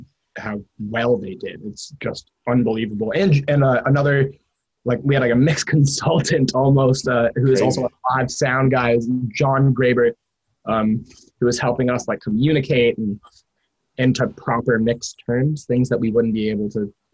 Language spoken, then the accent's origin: English; New York City, New York, United States; now in New Jersey, United States; I'm from Manhattan